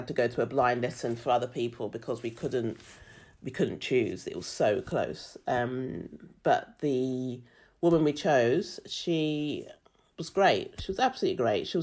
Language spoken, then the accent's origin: English; London, United Kingdom; moved away as an adult; also born or lived in Brighton; now in Australia; being black, growing up in London, moving to Brighton, living in Australia, have all shaped who I am